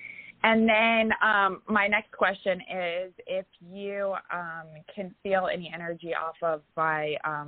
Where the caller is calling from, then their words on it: Tampa, Florida, United States; I'm calling from Tampa.